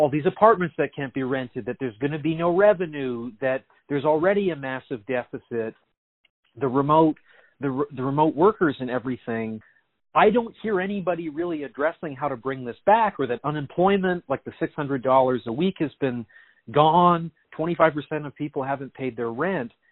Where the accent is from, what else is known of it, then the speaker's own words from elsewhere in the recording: London, United Kingdom; It's just I'm from London. I visited New York.